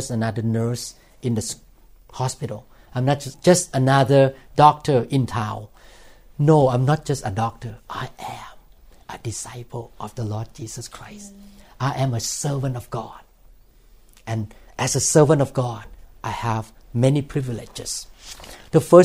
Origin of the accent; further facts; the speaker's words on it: Thailand; English is a second language; now in United States; I used to come into this country with my green card and Thai passport